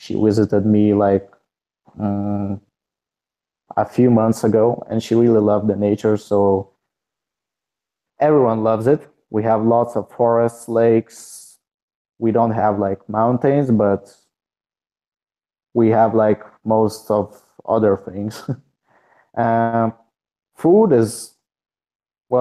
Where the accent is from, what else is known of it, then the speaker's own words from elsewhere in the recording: Trakai, Vilnius County, Lithuania; my hometown, Trakai